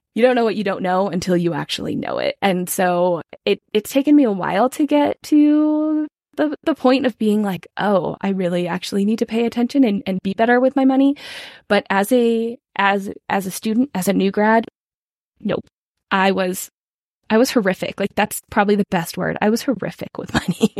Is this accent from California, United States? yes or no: yes; California, United States; now in Colorado, United States; I am originally from California, though now I live in Colorado